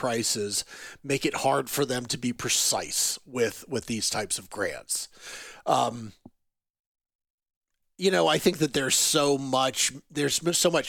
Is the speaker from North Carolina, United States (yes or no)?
yes; North Carolina, United States; I am from North Carolina